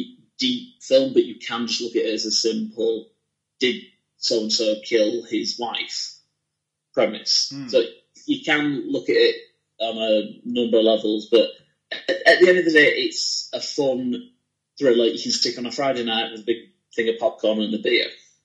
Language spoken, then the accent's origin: English; Leeds, Yorkshire and the Humber, United Kingdom